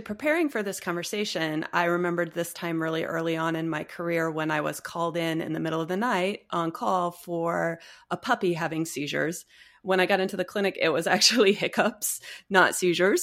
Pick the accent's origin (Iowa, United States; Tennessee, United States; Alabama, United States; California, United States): Iowa, United States; Cedar Rapids; moved away as an adult; now in Las Vegas, United States; I'm actually from Iowa. So, I was born in Cedar Rapids and I went to vet school at, at Iowa State.